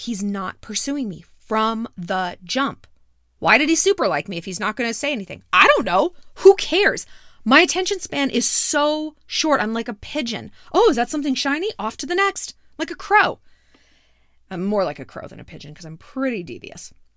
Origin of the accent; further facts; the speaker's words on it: New York, United States; moved away; I'm not from out here, sweetheart. I'm from New York.